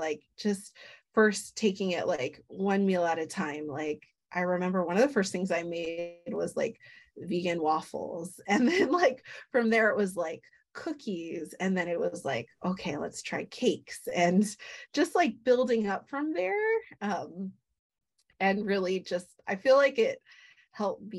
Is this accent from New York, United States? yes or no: no; Hawaii, United States; growing up in Hawaii